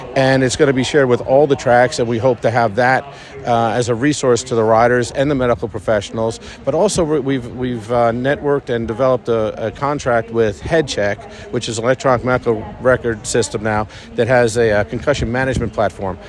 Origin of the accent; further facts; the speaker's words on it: Garden City, New York, United States; moved away as an adult; now in Lexington, United States; I grew up in Garden City, next town over from the Belmont